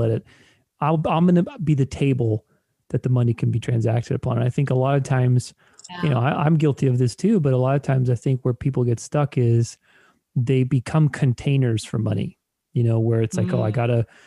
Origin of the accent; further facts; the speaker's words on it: Romania; I'm Romanian, I'm Eastern European, I was born in Romania